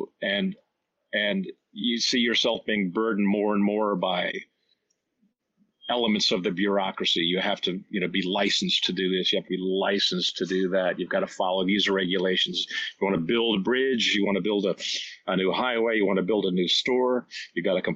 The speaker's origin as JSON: {"language": "English", "town": "Washington", "region": "District of Columbia", "country": "United States", "tie": "born or raised there", "said": "it's my hometown too, so I remember that little southern city"}